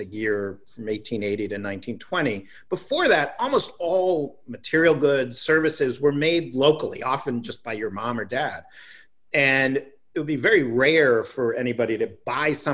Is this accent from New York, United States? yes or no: yes; New York City, New York, United States; I grew up in Greenwich Village in a building called West Beth